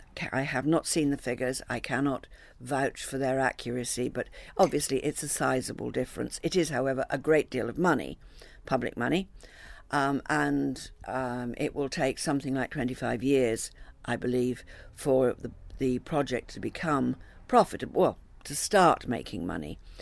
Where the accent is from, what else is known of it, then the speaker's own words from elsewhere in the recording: New Forest, South East England, United Kingdom; I come from the New Forest